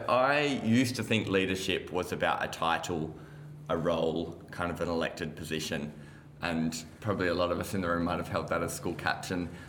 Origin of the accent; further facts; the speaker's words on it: Geraldton, Western Australia, Australia; from Geraldton